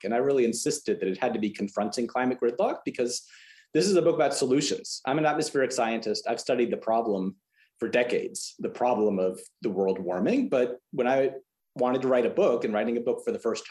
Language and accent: English; Texas, United States; as a Texan